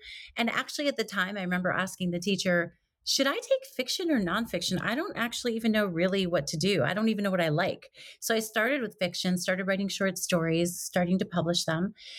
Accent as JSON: {"language": "English", "region": "New York", "country": "United States", "said": "You don't have to tell me. I'm a New Yorker living out in the Pacific Northwest, so I'll make fun of most places."}